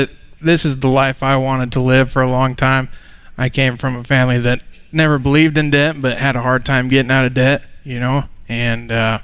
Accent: Wyoming, United States; moved away as an adult; now in Nebraska, United States; We're originally from Wyoming

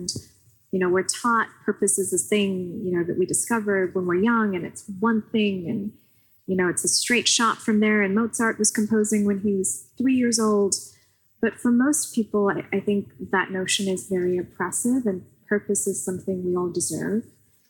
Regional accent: Pakistan; I grew up in Pakistan, but I had a relatively good education there.

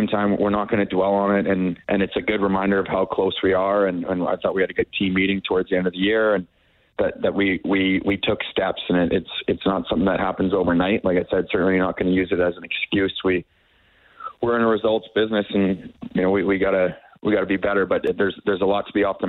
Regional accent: Ontario, Canada; I'm from Ontario

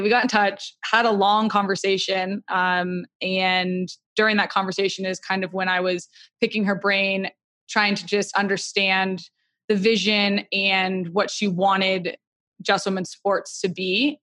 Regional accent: Atlanta, Georgia, United States; I grew up in Atlanta

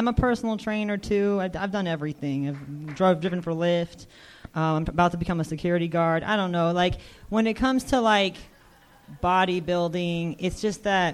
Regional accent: Pomona, California, United States; I'm from Pomona, so it's part of L.A. County. Pomona! I grew up there my whole life

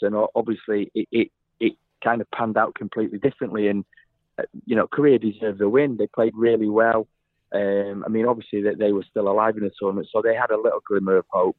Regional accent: England, United Kingdom; because I'm an Englishman

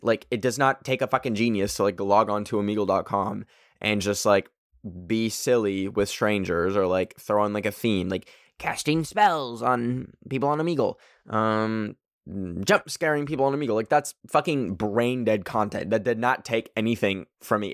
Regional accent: Canada; I'm Canadian

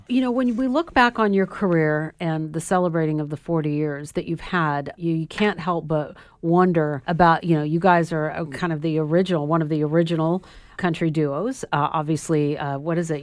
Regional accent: Sacramento, California, United States; in Sacramento, California, where I'm from

